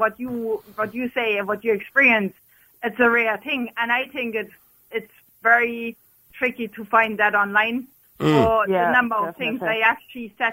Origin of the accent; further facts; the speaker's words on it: Germany; accent: German; moved away as an adult; now in Ireland; Originally, I'm from Germany